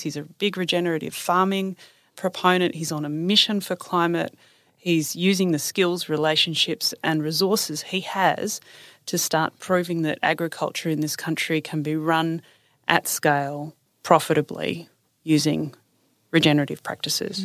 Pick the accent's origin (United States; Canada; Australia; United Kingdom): Australia; Newcastle, New South Wales; also born or lived in Sydney; I grew up in Newcastle, just north of Sydney